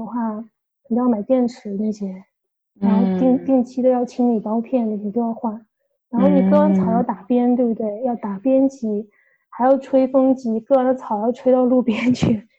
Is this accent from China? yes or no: yes; China; now in Australia; 我和我老公就是从小国内长大的小孩儿